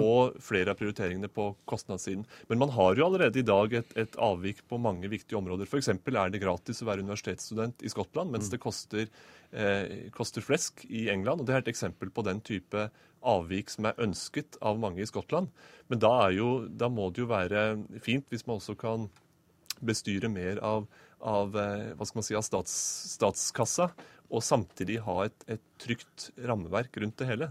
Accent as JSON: {"language": "Norwegian", "country": "Norway", "said": "som nordmann"}